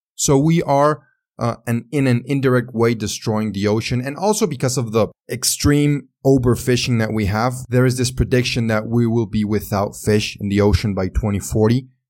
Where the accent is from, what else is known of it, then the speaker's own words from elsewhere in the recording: Mexico; accent: Mexican; English is a second language; also born or lived in San Luis Potosí, Mexico; my Mexican accent.